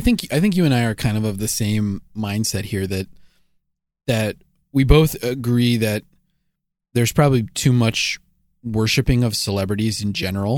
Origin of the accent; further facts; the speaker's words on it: United States; as an American